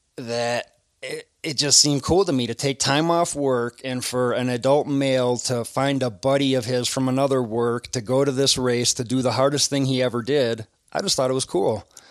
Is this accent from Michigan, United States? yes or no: no; Wisconsin, United States; accent: Midwest; moved away; my Midwest accent.